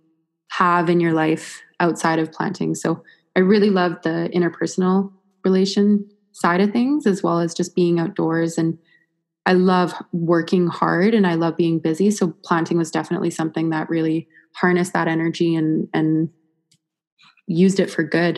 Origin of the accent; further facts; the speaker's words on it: Fernie, British Columbia, Canada; I'm from Fernie